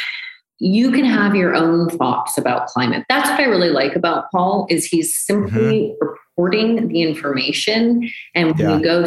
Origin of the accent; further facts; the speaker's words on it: United States; I'm American.